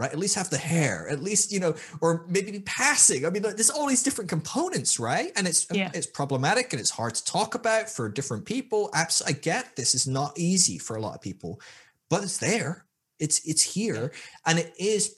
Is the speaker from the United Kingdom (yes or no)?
yes; Scotland, United Kingdom; moved away as an adult; also born or lived in Sydney, Australia; I was from Scotland, which is a white ass place